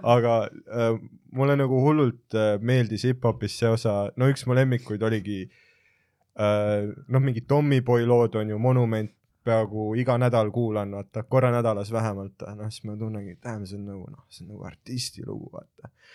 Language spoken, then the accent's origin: Estonian; Jõhvi, Ida-Viru County, Estonia; ma olen Jõhvist pärit